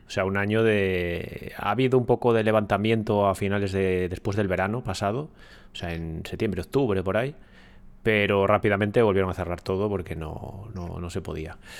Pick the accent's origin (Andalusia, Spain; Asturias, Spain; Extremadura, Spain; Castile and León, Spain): Castile and León, Spain; Ponferrada; yo soy de Ponferrada